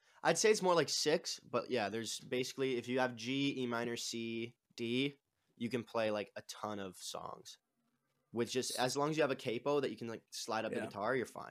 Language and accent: English; Toronto, Ontario, Canada; I'm from Toronto, Canada, like just outside of it, in a city, like a suburb, I guess, outside of it.